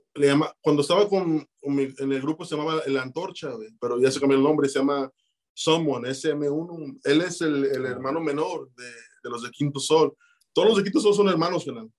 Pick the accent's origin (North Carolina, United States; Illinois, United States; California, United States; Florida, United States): Illinois, United States; Chicago; also born or lived in Tijuana, Mexico; nací en Tijuana, canal, este, pero sí me vine de bien morro para acá, canal. Y pues acá en Chicago fue, fue mis inicios de todo